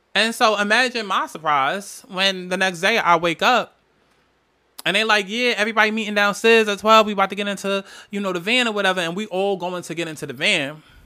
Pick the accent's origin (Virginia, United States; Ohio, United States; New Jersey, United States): New Jersey, United States; I'm from Jersey, from Jersey.